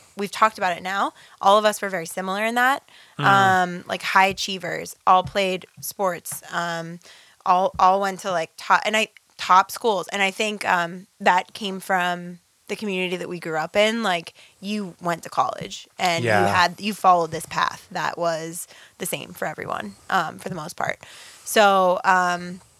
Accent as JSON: {"language": "English", "town": "Pittsburgh", "region": "Pennsylvania", "country": "United States", "also_born_or_lived": "Slovakia", "said": "I'm from Pittsburgh"}